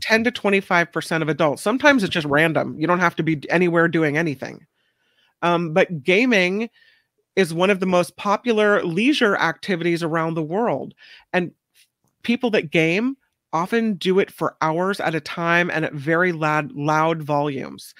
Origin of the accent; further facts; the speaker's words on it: Hawaii, United States; I was born in Hawaii, so I called my grandmother Tutu, which is grandma in Hawaiian